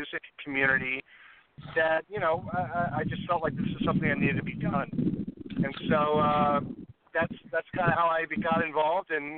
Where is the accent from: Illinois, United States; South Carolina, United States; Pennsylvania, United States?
Illinois, United States; Chicago; moved away as an adult; now in Los Angeles, United States; I'm originally from Chicago, and I've been out in L.A. for a little over a decade now.